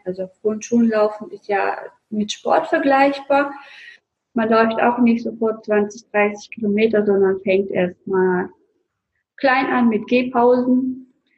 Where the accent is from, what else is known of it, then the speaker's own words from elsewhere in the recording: Russia; moved away; Ich bin gebürtige Russin